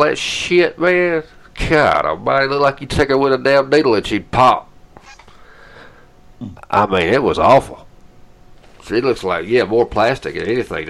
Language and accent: English; Georgia, United States; now in Ohio, United States; Since I'm from Georgia